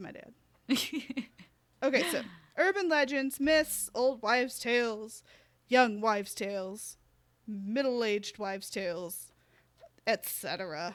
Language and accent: English; United States; we're American